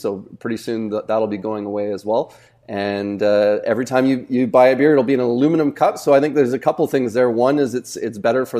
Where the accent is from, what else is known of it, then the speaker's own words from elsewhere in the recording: Vancouver, British Columbia, Canada; from growing up in Vancouver, you know, like, I remember, like, I cheered on the Jays when they won the World Series